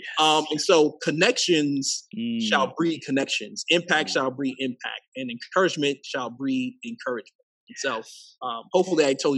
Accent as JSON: {"language": "English", "town": "Queens", "region": "New York", "country": "United States", "tie": "born there", "said": "And so up until the age of 18, I moved 14 plus different places. I was born in Queens, New York."}